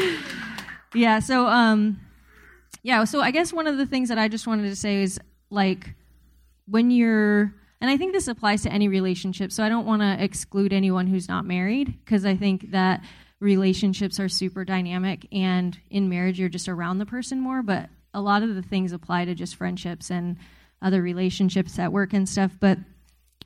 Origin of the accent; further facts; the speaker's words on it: Southern California, United States; I grew up in Southern California